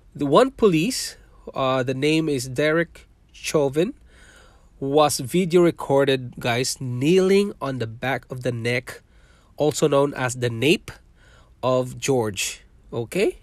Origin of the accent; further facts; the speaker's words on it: Mindanao, Philippines; English is a second language; moved away as an adult; also born or lived in Manila, Philippines / Singapore; now in Canada; I was born in Philippines. I'm a Filipino